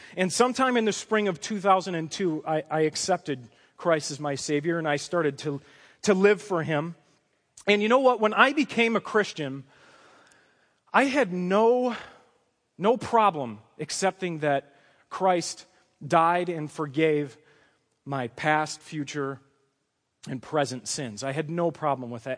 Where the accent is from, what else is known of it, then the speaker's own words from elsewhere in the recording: Chicago, Illinois, United States; I come from a Chicago, Polish, Roman Catholic family. My dad's a retired Teamster truck driver, Uh, we grew up in the Roman Catholic tradition